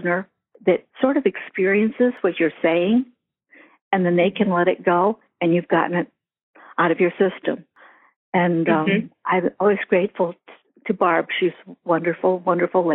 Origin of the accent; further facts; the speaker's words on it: Eldred, United States; I was raised in Eldred, which had 1,199 people in it when I was 10 years old